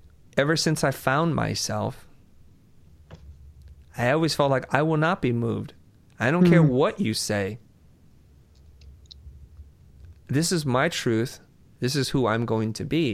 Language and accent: English; Vietnam; moved away; I'm a refugee from Vietnam